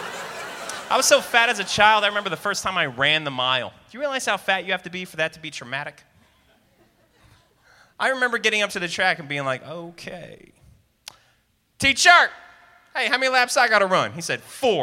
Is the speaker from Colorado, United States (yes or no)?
yes; Denver, Colorado, United States; I think it's great being from Denver. I love being from Denver